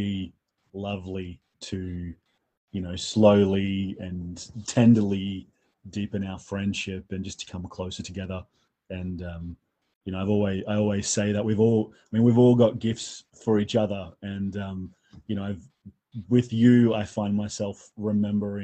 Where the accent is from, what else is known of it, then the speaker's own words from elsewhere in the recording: Australia; accent: Australian; I'm an Australian, and you can tell from the accent that I'm Australian.